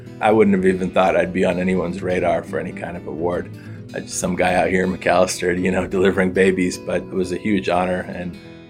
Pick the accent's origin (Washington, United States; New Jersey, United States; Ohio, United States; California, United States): California, United States; moved away as an adult; also born or lived in Northeast United States; now in McAlester, Oklahoma, United States; I'm new to Oklahoma. I was born and raised in California. All of my medical education and training and residency and all that were in the Northeast. So, you know, I was, I guess, a city kid.